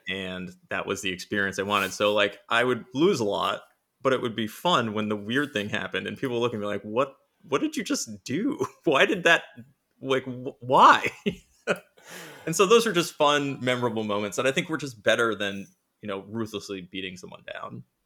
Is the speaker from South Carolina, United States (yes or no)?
no; Rhode Island, United States; I am from Rhode Island, which is the smallest state in America